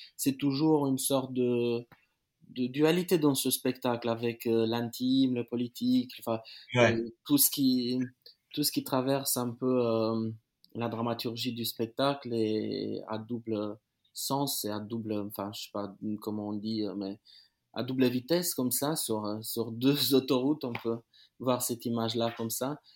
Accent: Timișoara, Timiș County, Romania; moved away; à Timisoara, ma, ma, ma, ma ville natale.

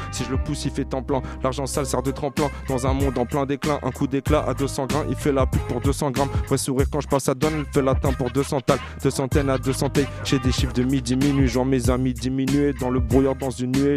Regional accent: Hauts-de-Seine, Île-de-France, France; je viens du 92 en général, que ce soit dans le 92 au nord ou au sud.

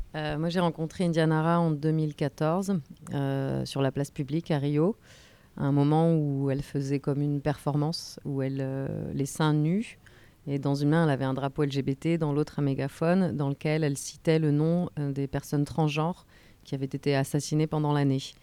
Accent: France; moved away as an adult; now in Brazil; je suis française mais je vis au Brésil depuis 15 ans

